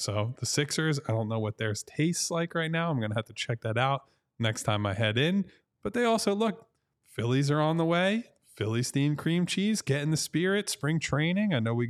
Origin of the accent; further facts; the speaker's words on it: Ireland; Got St. Patrick's Day, which is really, at this point, as an Irish person, just a drinking holiday, but we take those.